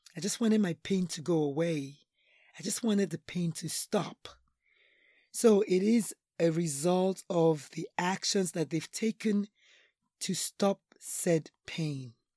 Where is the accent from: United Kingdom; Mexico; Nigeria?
Nigeria; now in United States; I'm Nigerian